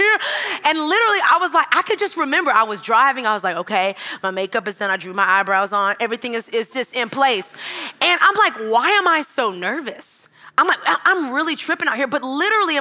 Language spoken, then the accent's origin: English; Texas, United States; moved away as an adult; also born or lived in Georgia; I'm from Texas.